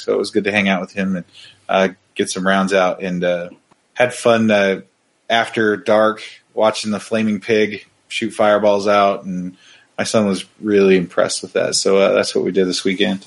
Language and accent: English; Oregon, United States; now in Las Vegas, United States; I've lived in Las Vegas for 15 years, but I grew up in Oregon, and it's uh, still considered home